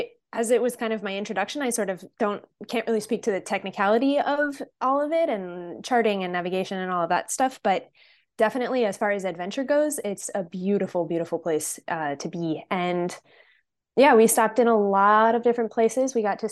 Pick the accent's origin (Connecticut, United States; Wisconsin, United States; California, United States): Connecticut, United States; So I am from Central Connecticut, not super close to the water, but the beach is about an hour away. But I grew up sailing.